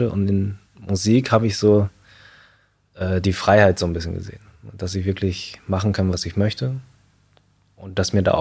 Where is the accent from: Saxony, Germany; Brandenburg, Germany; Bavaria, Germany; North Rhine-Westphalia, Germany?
North Rhine-Westphalia, Germany; Münster; also born or lived in Shanghai, China; habe ich nochmal fünf Jahre in Shanghai gelebt. Und dann bin ich im Alter von sieben Jahren dann wieder zurück nach Deutschland gekommen, in die Nähe von Münster. Also Münster-Hiltrup war ich dann.